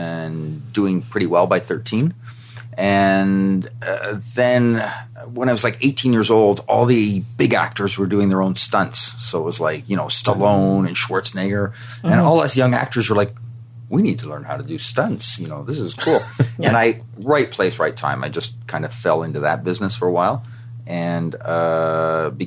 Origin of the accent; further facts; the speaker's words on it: Canada; moved away as an adult; now in United States; I grew up in Canada